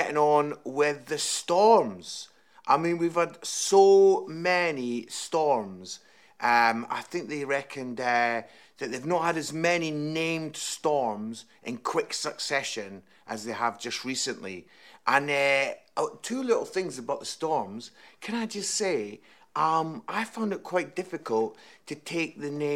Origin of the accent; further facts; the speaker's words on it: Scotland, United Kingdom; now in Nottingham, United Kingdom; I am Scottish